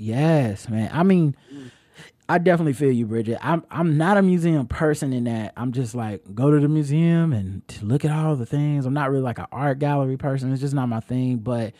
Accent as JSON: {"language": "English", "town": "Philadelphia", "region": "Pennsylvania", "country": "United States", "tie": "born or raised there", "said": "Growing up in Philadelphia, I remember them being called grinders."}